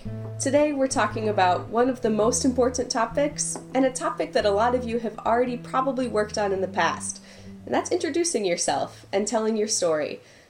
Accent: Minnesota, United States; now in Chile; It is pretty neutral, but, I mean, depending on where you go in Minnesota, you'll hear the, oh, yeah, don't you know I'm from Minnesota.

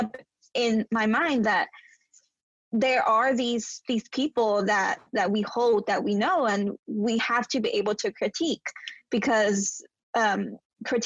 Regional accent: United States; I grew up in the US, so I don't have this experience of growing up in Mexico.

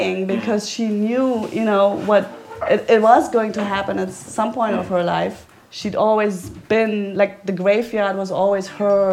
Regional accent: East Germany, Germany; I grew up in East Germany

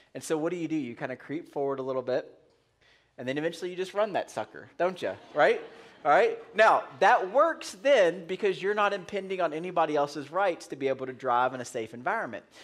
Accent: United States; we're Americans

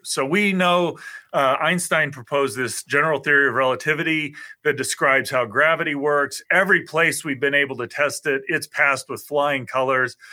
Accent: St. Joseph, Missouri, United States; also born or lived in Iowa; I grew up in Missouri

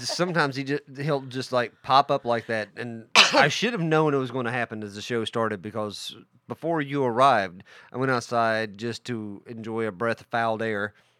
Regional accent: Welch, United States; I grew up in a town called Welch

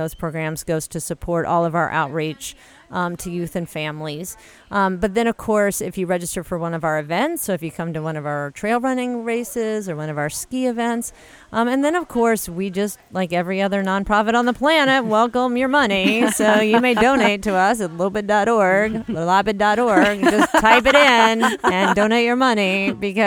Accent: Louisiana, United States; moved away as an adult; also born or lived in Maine; now in Minneapolis, United States; I had come from the South. I grew up in Louisiana

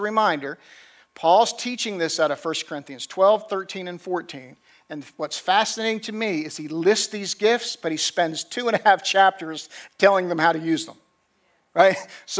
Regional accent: New Jersey, United States; also born or lived in Middle Tennessee; now in Tennessee, United States; I grew up in New Jersey

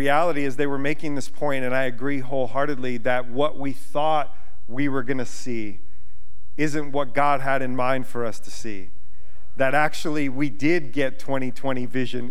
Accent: United States; I'm an American citizen

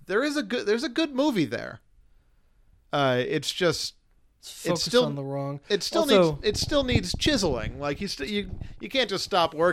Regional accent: Juneau, Alaska, United States; I came from Juneau, Alaska.

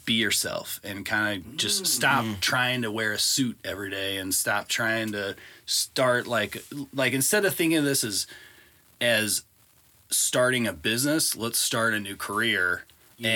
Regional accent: Belleville, Illinois, United States; I grew up on the west end of Belleville.

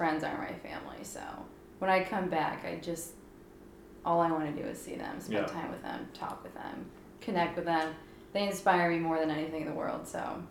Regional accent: United States; moved away as an adult; now in Sweden; being an American

